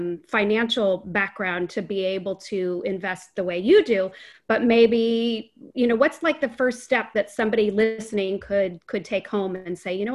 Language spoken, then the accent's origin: English; Marin, California, United States; I'm from Marin. Everybody's white.